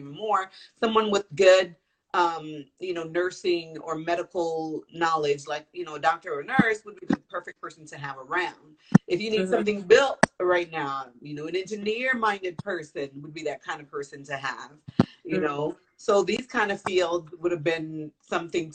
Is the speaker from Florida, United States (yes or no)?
yes; Florida, United States; moved away; I grew up in Florida, so I have a lot of family out there